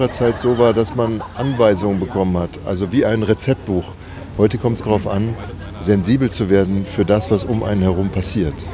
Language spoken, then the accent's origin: German; Gelsenkirchen, North Rhine-Westphalia, Germany; Ja, ich komme aus dem Ruhrgebiet, aus Gelsenkirchen und äh, bin jetzt 49 Jahre alt und werde das erste Mal rausgehen.